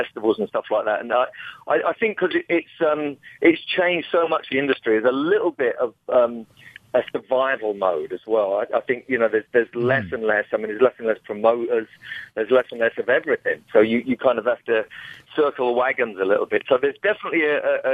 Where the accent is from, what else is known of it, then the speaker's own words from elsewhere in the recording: England, United Kingdom; I'm from England